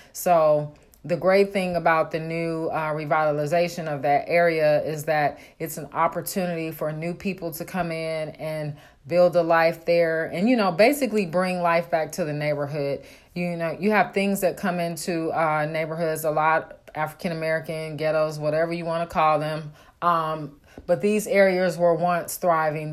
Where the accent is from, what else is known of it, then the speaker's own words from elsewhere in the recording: Oakland, California, United States; moved away; I grew up in Oakland